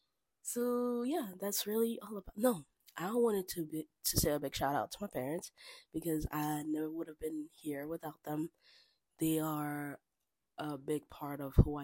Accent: Kinshasa, DR Congo; moved away as an adult; now in United States; I was born and raised in Kinshasa, DR Congo

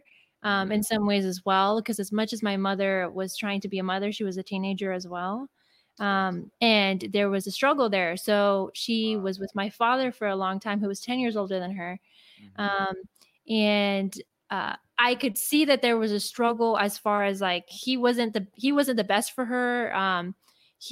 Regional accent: Los Angeles, California, United States; I was born and raised in Los Angeles, California.

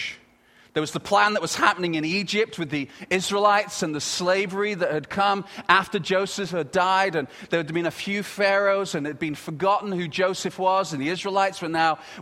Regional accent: United Kingdom; moved away as an adult; now in Canada; I'm very proud to be British. And I come from Britain

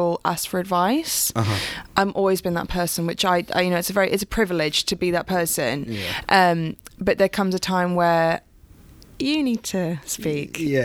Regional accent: United Kingdom; we come from Italian background. Italians are very emotive and very passionate, but we also don't talk about our feelings a lot of time. And especially being British as well

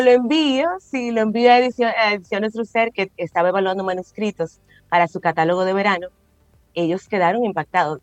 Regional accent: La Vega, Dominican Republic; panecico, que es un plato insignia de mi familia

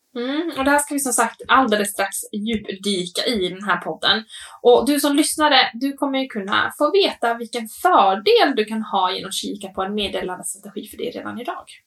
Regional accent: Åland, Finland; jag tänker också tillbaka på Åland, där jag är uppvuxen

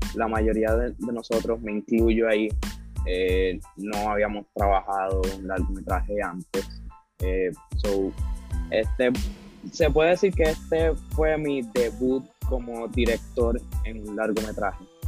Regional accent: Puerto Rico; como boricua

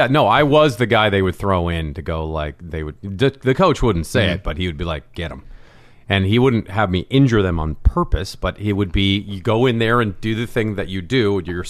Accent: Mercer Island, Washington, United States; moved away as an adult; now in Los Angeles, United States; Mercer Island, Washington

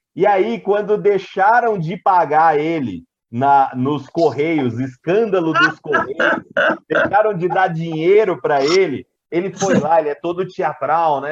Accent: interior of São Paulo, Brazil; accent: Brazilian; Eu estava na minha cidade natal, que é no interior de São Paulo, era uma criança voltando da escola

